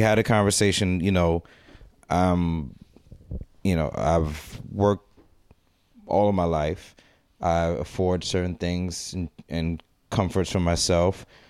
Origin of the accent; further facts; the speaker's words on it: United States; I was born in America